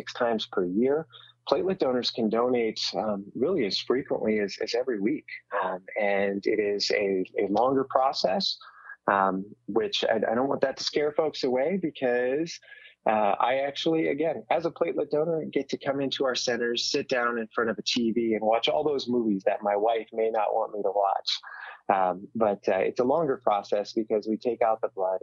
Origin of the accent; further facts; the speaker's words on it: the Bay Area, California, United States; I'm from the Bay Area. I'm proud of the Bay Area.